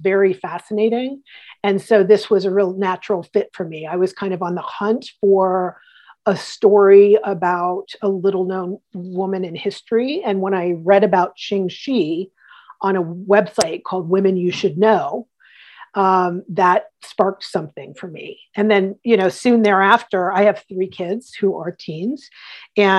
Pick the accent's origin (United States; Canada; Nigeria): United States; Columbus, Ohio; moved away as an adult; also born or lived in Istanbul, Turkey / York, England / Houston, Texas / Boston; finally came back to my hometown of Columbus, Ohio, by way of Istanbul, Turkey, and York, England, and Houston, Texas, and lots of different places, Boston